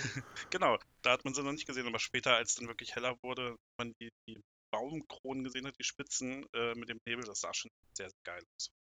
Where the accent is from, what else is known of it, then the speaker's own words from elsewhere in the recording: Braunschweig area, Lower Saxony, Germany; komme aus dem Raum Braunschweig